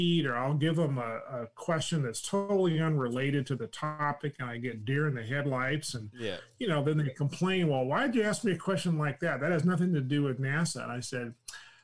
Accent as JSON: {"language": "English", "region": "California", "country": "United States", "accent": "Californian", "said": "I talk like I'm from California"}